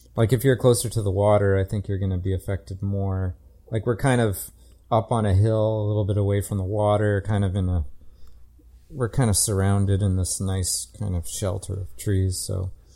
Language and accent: English; Calgary, Alberta, Canada; I'm from, I grew up in Calgary